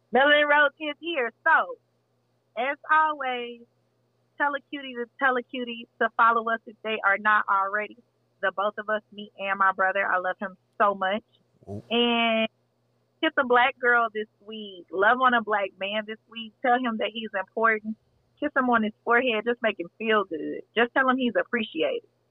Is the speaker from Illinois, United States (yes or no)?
no; Texas, United States; I'm from Texas, so we like Tex Mex Tex-Mex here